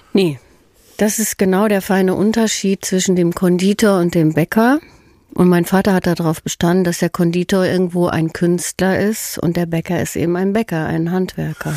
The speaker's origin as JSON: {"language": "German", "town": "Herdecke", "region": "North Rhine-Westphalia", "country": "Germany", "tie": "born or raised there", "also_born_or_lived": "Hagen", "said": "aufgewachsen bin ich in Herdecke."}